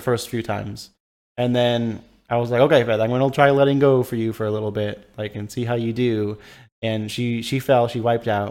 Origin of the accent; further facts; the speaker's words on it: California, United States; moved away; I grew up in California, so I have a lot of family that live in that area